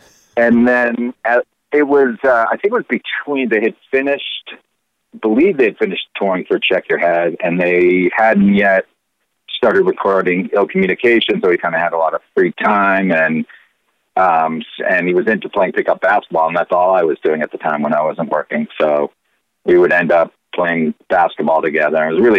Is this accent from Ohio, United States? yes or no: no; Boston, Massachusetts, United States; moved away as an adult; also born or lived in Syracuse / New York; I graduated film school at Syracuse, and then I moved to New York. I grew up in Boston